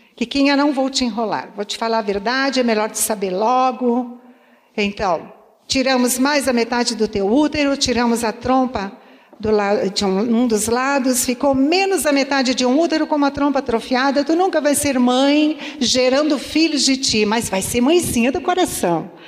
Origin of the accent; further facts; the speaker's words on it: Santa Rosa, Brazil; eu fui criada no interior, em Santa Rosa